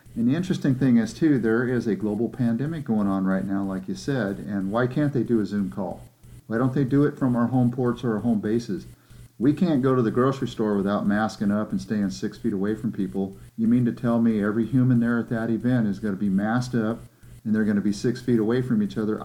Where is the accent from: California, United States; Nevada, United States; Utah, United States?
California, United States; I'm not from Texas, I'm from California.